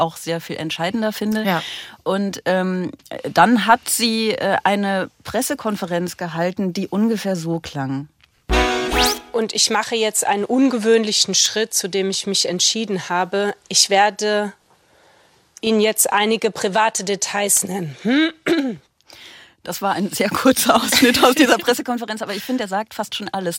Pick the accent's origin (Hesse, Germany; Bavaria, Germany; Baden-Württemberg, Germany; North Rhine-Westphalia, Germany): North Rhine-Westphalia, Germany; Aachen; moved away; also born or lived in Brussels; Ich komme ja aus Aachen